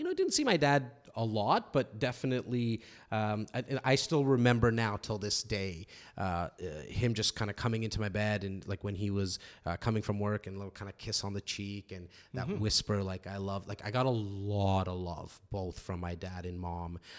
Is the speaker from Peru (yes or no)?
no; Toronto, Ontario, Canada; born and raised in Toronto, in a little on the north side, a little city called Rexdale, mm-hmm. What a lot of people know of as Etobicoke. Parents came here from India about 1972.